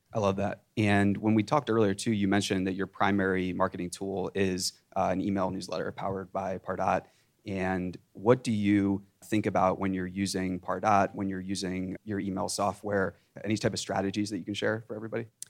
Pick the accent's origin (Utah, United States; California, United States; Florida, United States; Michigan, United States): California, United States; Silicon Valley; I'm from Silicon Valley